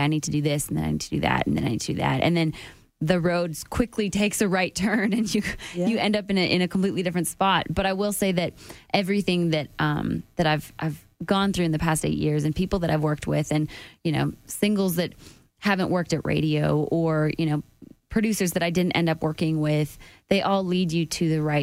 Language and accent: English; Calgary, Alberta, Canada; moved away as an adult; now in Nashville, United States; I'd have to fly back home to work for another 2 weeks in Calgary